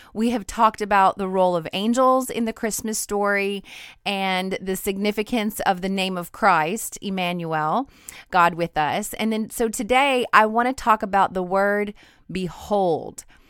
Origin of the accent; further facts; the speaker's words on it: Idaho, United States; moved away as an adult; now in Louisiana, United States; I'm from Idaho.